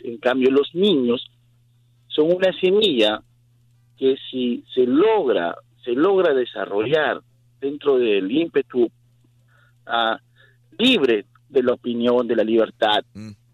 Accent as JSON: {"language": "Spanish", "country": "Peru", "moved": "yes", "said": "yo soy de Sudamérica, yo soy de Perú"}